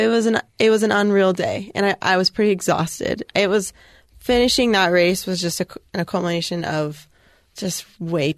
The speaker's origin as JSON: {"language": "English", "region": "Southern California", "country": "United States", "tie": "born or raised there", "said": "growing up in Southern California"}